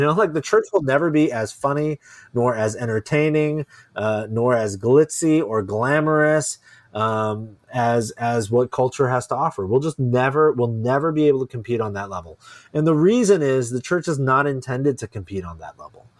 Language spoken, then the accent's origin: English; Silicon Valley, California, United States; I wasn't born here, but I was raised here. Yeah, I moved here, like, before I can remember